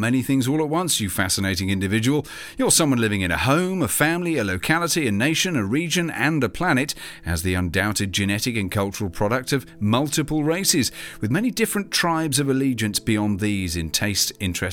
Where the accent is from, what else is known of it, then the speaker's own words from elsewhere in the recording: United Kingdom; my home country of the UK